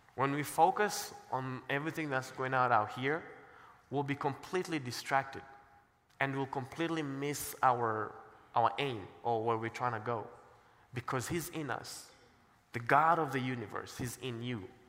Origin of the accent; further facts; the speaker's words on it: Kenya; also born or lived in Cincinnati; now in Colorado Springs, United States; I'm black and I'm from Kenya